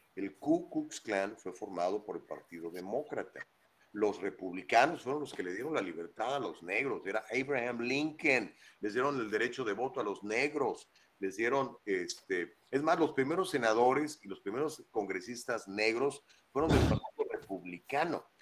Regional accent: Huasteca Potosina, San Luis Potosí, Mexico; Yo soy de, muy cerquita de ahí, de la Huasteca Potosina

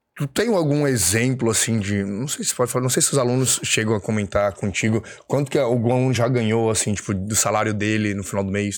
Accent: Florianópolis, Santa Catarina, Brazil; moved away as an adult; also born or lived in São Paulo; eu voltei pra minha cidade natal, que é Floripa

